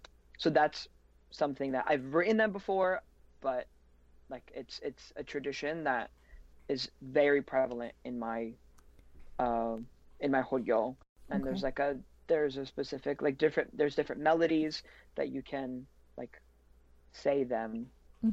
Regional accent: Mani, Peloponnese, Greece; And I come from Mani, like the portion of Mani that's in Lakonia.

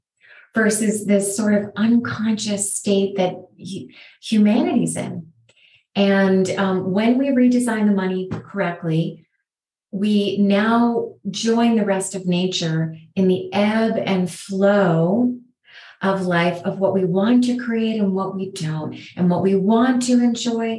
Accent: United States

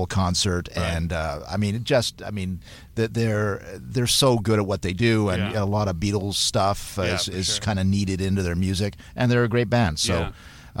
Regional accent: Hamilton, Ontario, Canada; also born or lived in Manchester, United Kingdom; I was born in Manchester, UK, and then grew up in Hamilton.

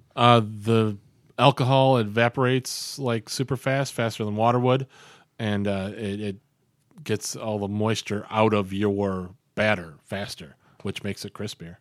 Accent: Albion, New York, United States; now in Rochester, United States; I grew up in Albion.

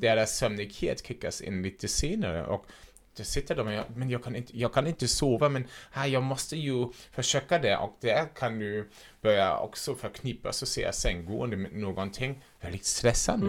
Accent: Germany; Swedish is a second language; now in Sweden; jag kommer ursprungligen från Tyskland så därför låter jag som jag låter

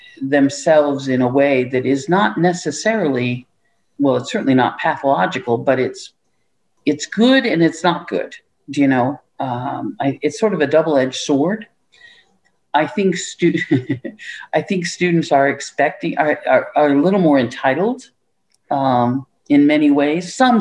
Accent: Ravenna, Nebraska, United States; I'm from Ravenna, Nebraska. I wanted to come to the city, but I didn't want to be in, you know, I wanted to be in a smaller place.

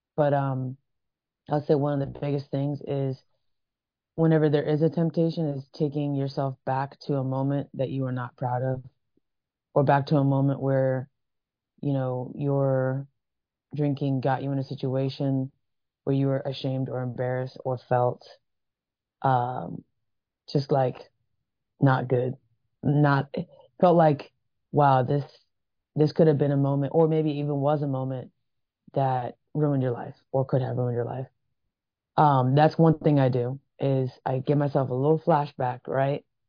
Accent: Vancouver, Washington, United States; moved away as an adult; also born or lived in Atlanta, Georgia; When I was around seven years old, moved to Vancouver, Washington. Grew up there most of my uh, early childhood

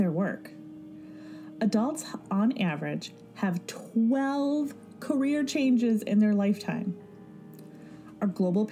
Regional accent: rural Michigan, United States; a girl who grew up in Michigan, largely rural Michigan

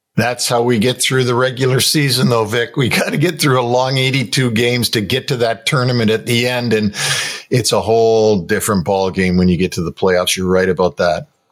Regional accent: Toronto, Ontario, Canada; moved away; I'm from Toronto

